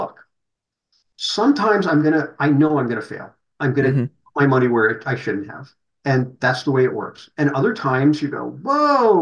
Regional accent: New Jersey, United States; now in Corvallis, United States; being a New Jersey boy

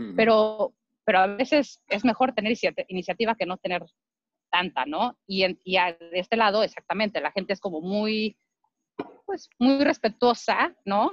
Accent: Mexico; moved away as an adult; now in United States; como mexicano

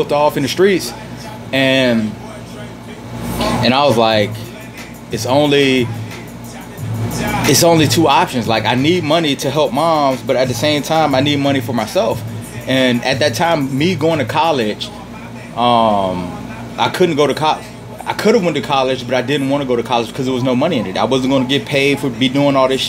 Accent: Richmond, Virginia, United States; moved away as an adult; also born or lived in Petersburg, Virginia; growing up in Richmond

